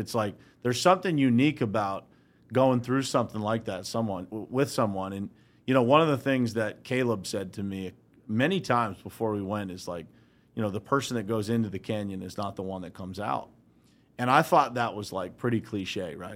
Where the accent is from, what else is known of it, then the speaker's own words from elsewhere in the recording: Uniontown, Pennsylvania, United States; I grew up right here in Western Pennsylvania, so I grew up in a small town called Uniontown, Pennsylvania